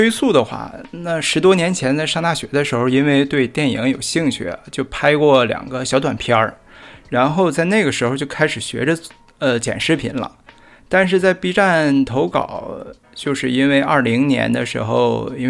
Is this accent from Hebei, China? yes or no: no; Harbin, Heilongjiang, China; accent: northern; 我在哈尔滨， 哦，在哈尔滨， 算算是土生土长吧，但是，呃，祖籍是福建。我爷爷是从福建到的哈尔滨，大概是一九五几年的时候。